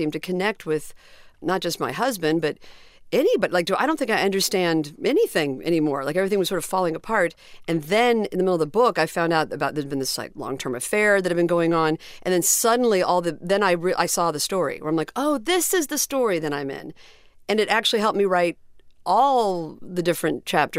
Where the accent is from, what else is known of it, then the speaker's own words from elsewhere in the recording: Terre Haute, Indiana, United States; I was born in Terre Haute, Indiana, but I was, you know, adopted